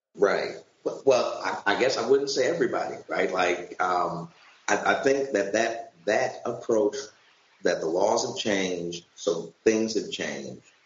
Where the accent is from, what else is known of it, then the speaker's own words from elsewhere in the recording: St. Louis, Missouri, United States; I'm from St. Louis